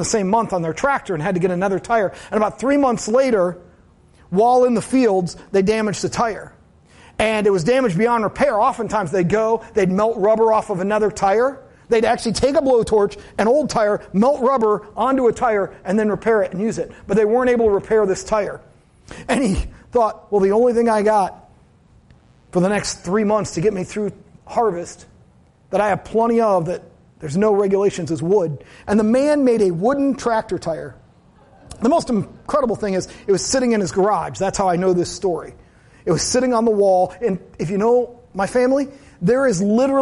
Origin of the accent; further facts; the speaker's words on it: United States; As Americans